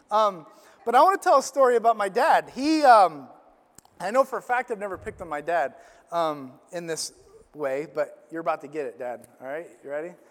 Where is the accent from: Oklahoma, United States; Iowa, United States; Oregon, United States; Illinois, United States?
Illinois, United States; we went to this camp growing up in Illinois